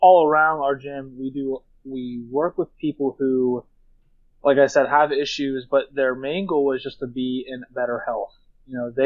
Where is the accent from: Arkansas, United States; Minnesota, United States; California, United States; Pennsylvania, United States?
Pennsylvania, United States; Duncansville; I'm from Duncanville, Pennsylvania, central PA, kind of by Altoona